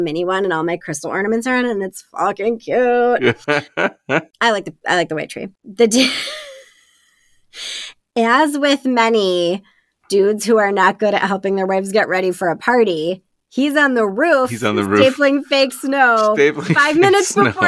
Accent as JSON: {"language": "English", "town": "Buffalo", "region": "New York", "country": "United States", "tie": "born or raised there", "said": "I grew up in Buffalo. It is snowy and cold and shitty"}